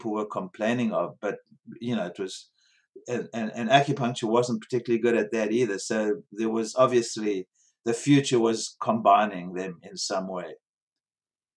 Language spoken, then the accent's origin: English; South Africa; moved away as an adult; also born or lived in Bronx, New York; growing up in South Africa in a rotten system